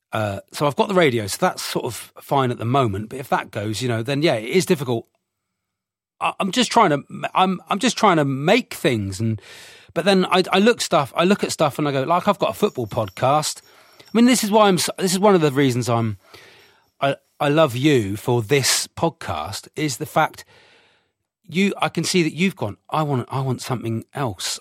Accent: Devon, South West England, United Kingdom; I'm from Devon.

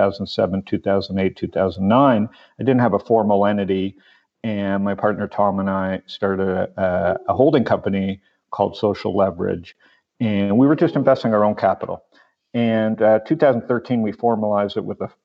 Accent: Toronto, Ontario, Canada; born or raised there; moved away as an adult; also born or lived in San Diego, California; now in Phoenix, United States

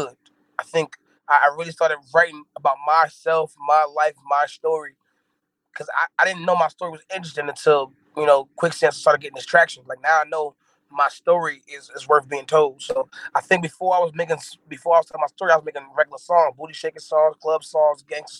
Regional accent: Fayetteville, North Carolina, United States; also born or lived in Brooklyn, New York; I was born in Brooklyn, New York, in Brookdale Hospital, but I'm from Fayetteville, North Carolina

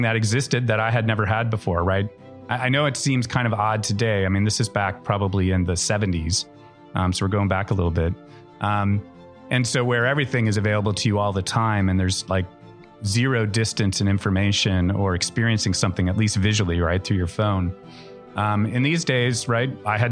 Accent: St. Louis, Missouri, United States; now in Los Angeles, United States; I'm from St. Louis, Missouri. And for me growing up, hard work was sort of kind of cornerstone

